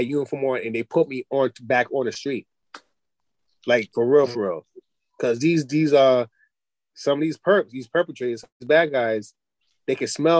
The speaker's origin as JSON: {"language": "English", "town": "Poughkeepsie", "region": "New York", "country": "United States", "tie": "born or raised there", "said": "my parents kind of took me out of the hood and put me upstate in Poughkeepsie, in the suburbs, for people who don't know."}